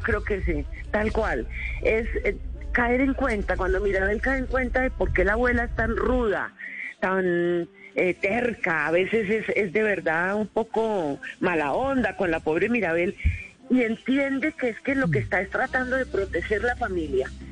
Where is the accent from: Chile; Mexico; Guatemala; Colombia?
Colombia